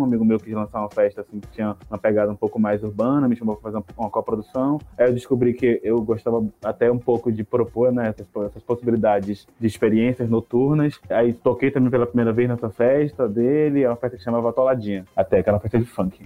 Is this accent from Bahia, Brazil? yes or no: yes; Salvador, Bahia, Brazil; eu nasci em Câmara das Pedrinhas, em Salvador, e eu cresci super sem perspectiva de futuro